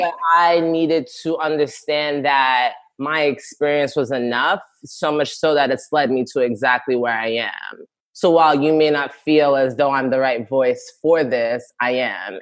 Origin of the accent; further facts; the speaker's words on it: New York City, New York, United States; I'm from the Bronx, born and raised, Ghanaian parents, immigrant parents